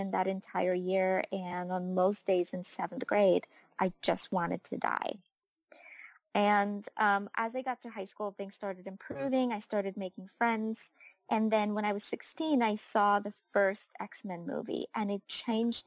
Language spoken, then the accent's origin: English; Ukraine; moved away; I was born and raised in Ukraine